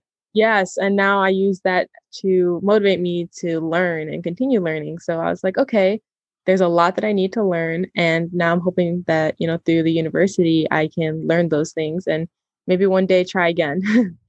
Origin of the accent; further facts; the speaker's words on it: Chicago, Illinois, United States; also born or lived in Madison, Wisconsin; I was born and raised in the Chicagoland area, and I'm a second generation Mexican American